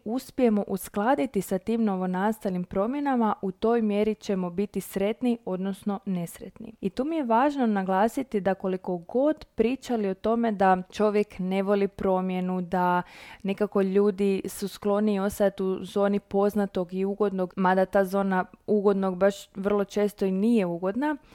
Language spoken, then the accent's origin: Croatian; Croatia; kod nas u Hrvatskoj